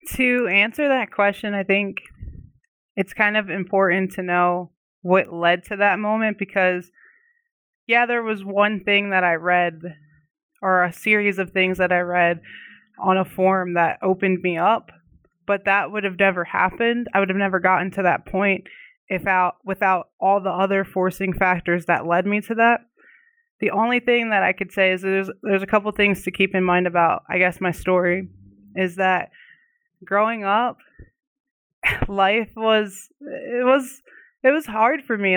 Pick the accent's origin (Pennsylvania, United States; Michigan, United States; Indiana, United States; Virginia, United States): Pennsylvania, United States; Oxford; now in Arizona, United States; I'm living out in Arizona right now, but I'm originally from a small town, um, in Pennsylvania called Oxford